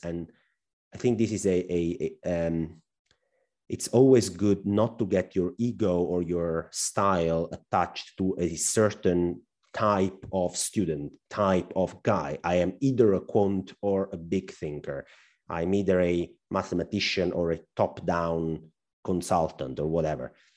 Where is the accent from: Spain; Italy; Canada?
Italy; accent: Al Pacino accent; English is a second language; also born or lived in northern Italy; we Italians are not very well known to speak fluent English